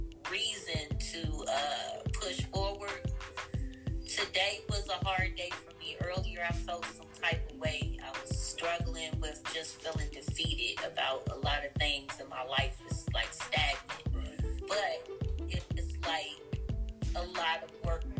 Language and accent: English; Washington, District of Columbia, United States; now in Ohio, United States; I'm from Washington, D.C. originally. I live in Ohio now.